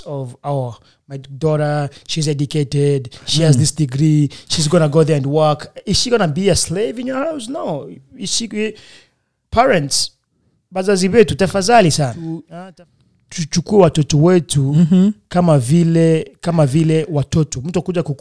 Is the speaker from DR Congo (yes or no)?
yes; Uvira, South Kivu, DR Congo; also born or lived in Congo; now in United States; I'm a fulero. I'm from Uvira